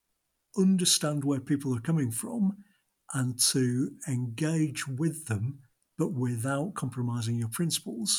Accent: Blackburn, North West England, United Kingdom; my hometown of Blackburn

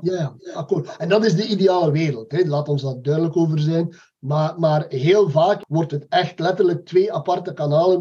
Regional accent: Belgium; wij zitten als Belgen

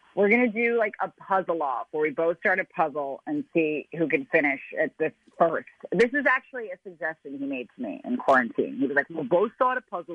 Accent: Brooklyn, New York, United States; I'm from Brooklyn proper

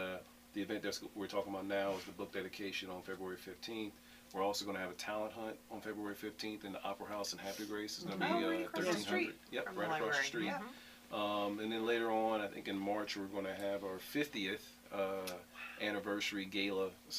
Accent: Little Rock, Arkansas, United States; born there; But I'm originally from Little Rock, Arkansas. That's where I was born. But after that, I moved all around.

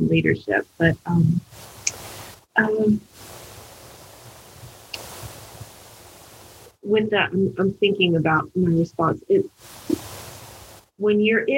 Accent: Decatur, Georgia, United States; moved away as an adult; also born or lived in Richmond, Indiana; I grew up in Decatur, Georgia

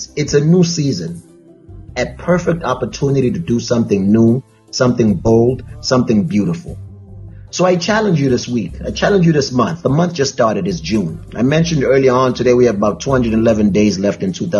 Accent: South Africa; now in Connecticut, United States; I'm South African

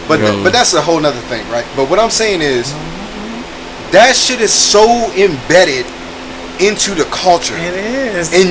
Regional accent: Brunswick, Georgia, United States; I'm from Brunswick.

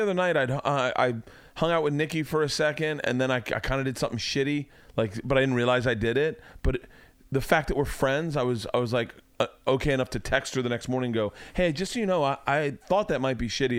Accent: Tampa, Florida, United States; growing up in Tampa

